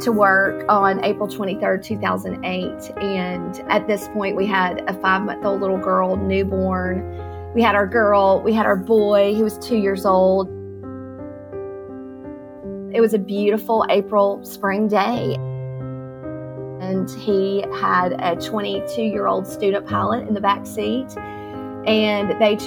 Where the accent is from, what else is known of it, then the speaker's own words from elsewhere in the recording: Florence, Alabama, United States; moved away as an adult; also born or lived in Texas; now in Georgia, United States; I am from Florence, Alabama, born and raised Southerner. Been there my whole life until I got married